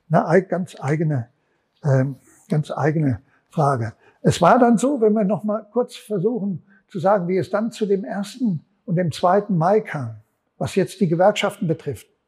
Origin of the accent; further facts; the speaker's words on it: Frankfurt, Hesse, Germany; Offenbach, ich komme aus Frankfurt, Offenbach war so einer auch.